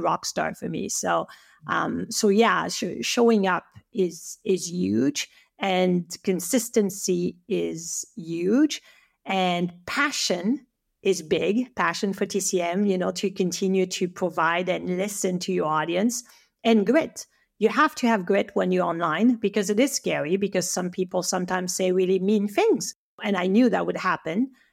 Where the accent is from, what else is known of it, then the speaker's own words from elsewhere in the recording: French Alps, France; English is a second language; moved away as an adult; now in Canada; I'm from the French Alps